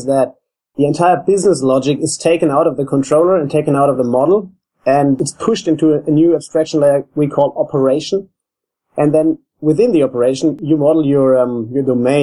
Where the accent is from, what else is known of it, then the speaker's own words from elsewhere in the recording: Germany; now in Australia; I'm from Germany